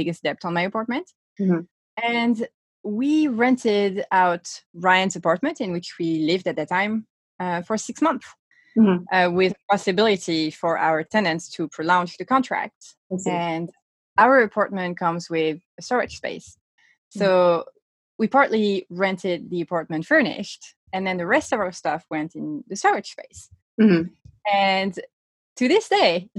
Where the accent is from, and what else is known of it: Sweden; born or raised there; moved away; also born or lived in Stockholm